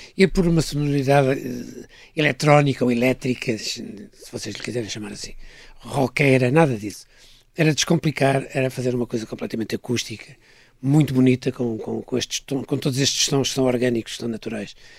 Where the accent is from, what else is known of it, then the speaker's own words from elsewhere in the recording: Porto, Norte, Portugal; eu sou do Norte, sou do Porto, nasci no Porto